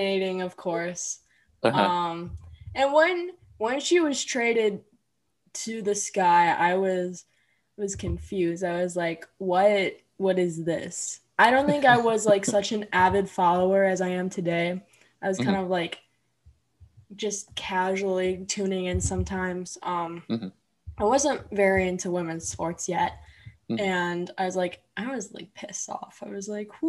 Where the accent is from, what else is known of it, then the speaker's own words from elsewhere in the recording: Bolingbrook, Illinois, United States; I'm from Bolingbrook, which is like 5 minutes from Naperville